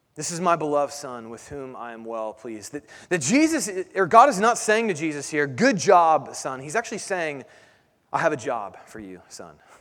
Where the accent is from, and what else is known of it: United States